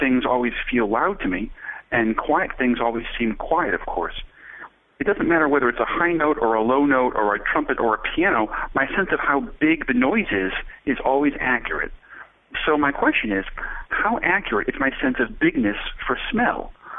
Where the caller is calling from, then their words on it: Cambridge, Massachusetts, United States; from Cambridge, Mass. In the USA.